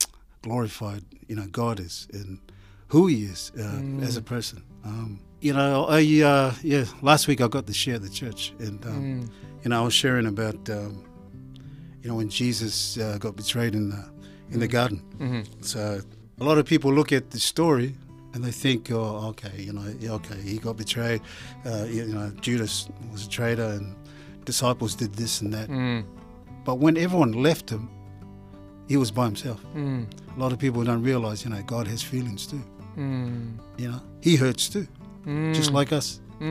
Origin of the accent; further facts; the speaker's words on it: New Zealand; And I'm a Kiwi, so you know, so I had to get in that way.